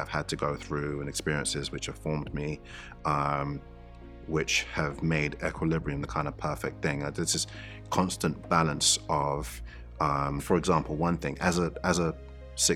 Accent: London, United Kingdom; growing up in East London, in the area in which I grew up

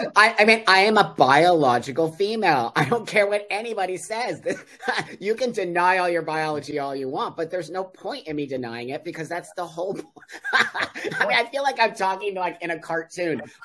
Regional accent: Los Angeles, California, United States; moved away as an adult; also born or lived in Mexico; I am 60 and I grew up in uh, the San Fernando Valley in, in Los Angeles, California in the 60s and 70s.

